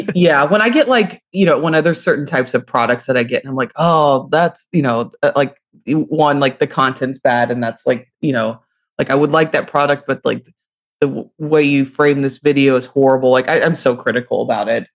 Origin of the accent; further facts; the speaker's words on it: Louisville, Kentucky, United States; I'm from Louisville, Kentucky